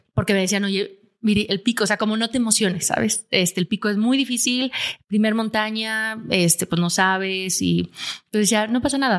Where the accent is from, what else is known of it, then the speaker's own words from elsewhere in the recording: Aguascalientes, Mexico; Yo soy de Aguascalientes, donde no hay montañas.